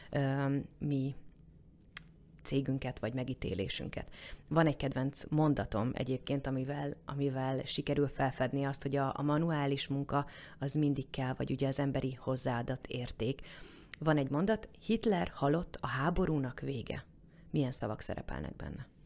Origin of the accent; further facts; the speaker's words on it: Eger, Heves, Hungary; now in Budapest, Hungary; Mert hogy Egerből jöttem, ott, uh-huh. ott ugye nagyon jó kis termálfürdők vannak, és úgy nem vonzott.